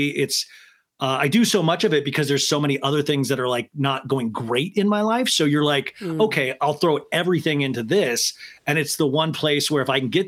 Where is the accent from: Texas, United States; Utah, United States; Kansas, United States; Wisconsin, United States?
Kansas, United States; I grew up in Kansas